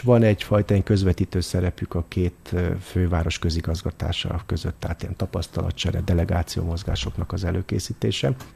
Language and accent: Hungarian; Hungary; now in Vienna, Austria; magyarként Bécsben élve